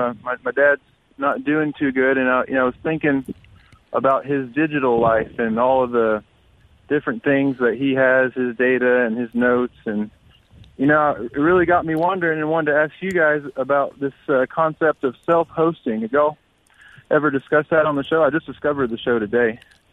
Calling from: Starkville, Mississippi, United States; Hey, guys, I'm in Starkville.

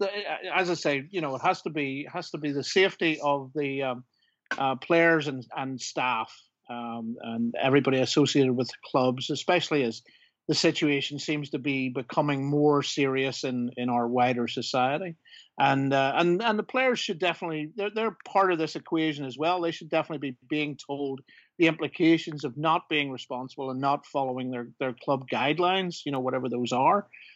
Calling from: Belfast, Northern Ireland, United Kingdom; also born or lived in New York; I'm calling in from Belfast.

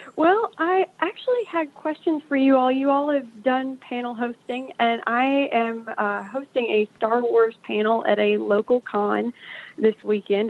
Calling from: Virginia, United States; I'm calling from uh, Virginia

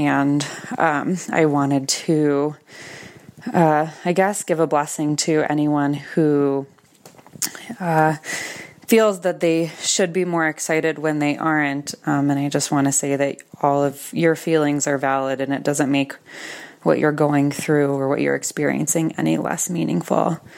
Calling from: Westminster, Colorado, United States; I'm calling from Westminster, Colorado.

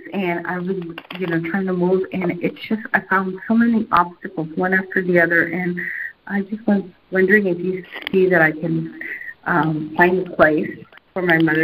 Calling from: Tustin, California, United States; Hi, I'm …, and I'm calling from Tustin, California.

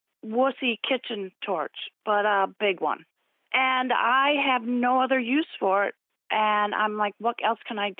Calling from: Rochester, New York, United States; I'm calling from Rochester, New York.

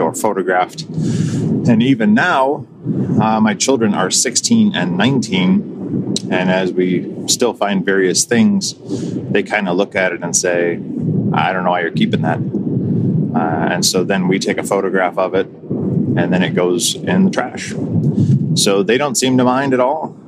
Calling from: Toledo, Ohio, United States; I'm calling from the Toledo, Ohio area.

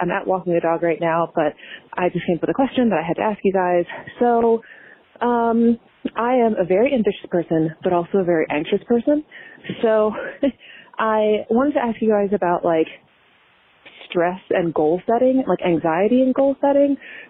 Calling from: Maryland, United States; I'm calling from Maryland

